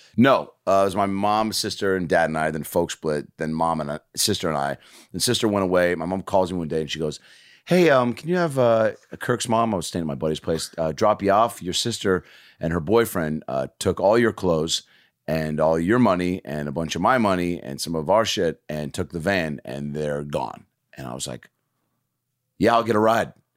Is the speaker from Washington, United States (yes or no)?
yes; Lake Forest Park, Washington, United States; I'm growing up in Lake Forest Park, Washington